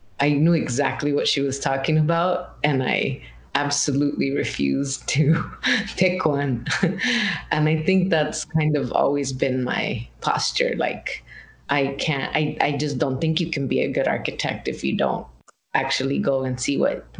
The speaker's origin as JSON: {"language": "English", "town": "Guadalupe", "region": "Arizona", "country": "United States", "tie": "born or raised there", "moved": "yes", "said": "I'm from Arizona originally. I'm from this town called Guadalupe, Arizona, which is like in the, you know, metropolitan Phoenix area"}